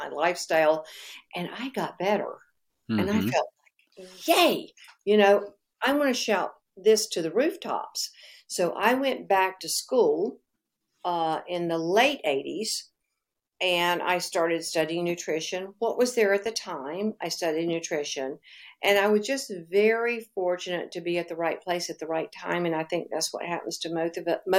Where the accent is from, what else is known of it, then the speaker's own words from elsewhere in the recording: North Carolina, United States; moved away; also born or lived in Florida; Now, I'm from North Carolina originally, but I was living in Florida.